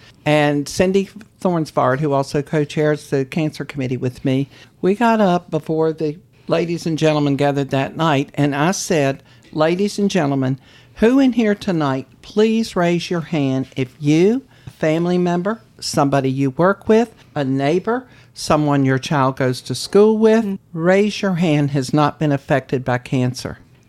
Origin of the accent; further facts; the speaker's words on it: Charlottesville, Virginia, United States; moved away as an adult; also born or lived in Greensboro, North Carolina; now in Outer Banks, United States; Well, I was born and raised in Charlottesville, Virginia.